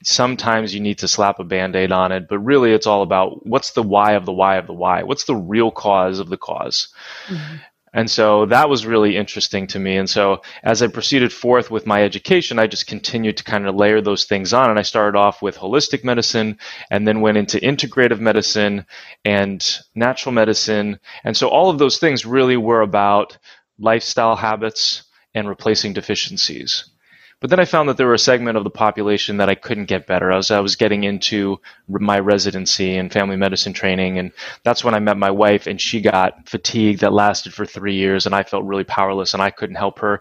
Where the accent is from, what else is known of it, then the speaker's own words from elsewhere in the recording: New Jersey, United States; I grew up in New Jersey